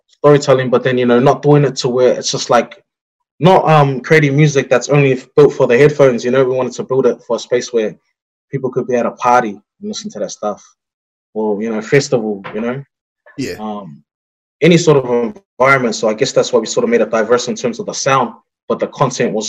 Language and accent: English; Auckland, New Zealand; our experience in growing up in Onehunga